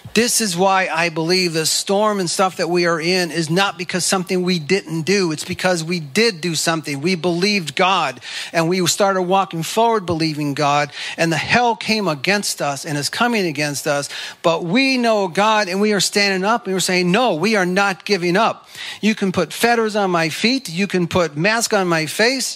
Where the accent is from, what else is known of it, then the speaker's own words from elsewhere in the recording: United States; I'm an American